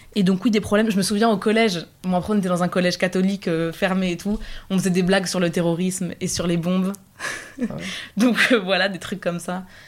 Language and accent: French; Picardy, Hauts-de-France, France; moved away as an adult; also born or lived in Lebanon; dans un petit village de Picardie, du début jusqu'à euh, la fin, quoi. On est resté là-bas